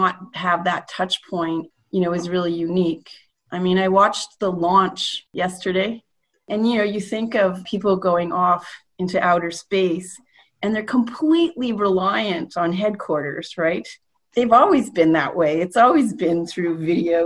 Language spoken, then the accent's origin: English; Canada; a Canadian citizen